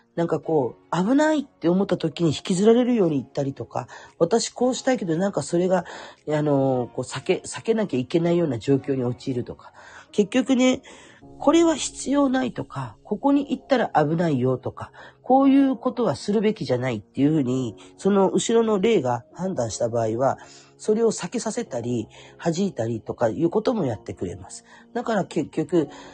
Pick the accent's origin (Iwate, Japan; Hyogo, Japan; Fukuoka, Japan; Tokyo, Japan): Fukuoka, Japan; Kurume; 私は福岡の久留米で生まれたから、久留米の方に実家があったりとかって、まあそれはふるさと